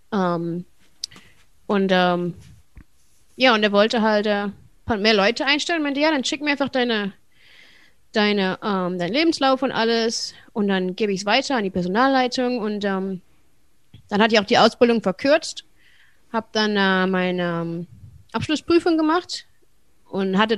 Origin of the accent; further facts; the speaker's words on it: Wuppertal, North Rhine-Westphalia, Germany; moved away as an adult; now in United States; Ähm, ja, ich bin geboren und aufgewachsen in Wuppertal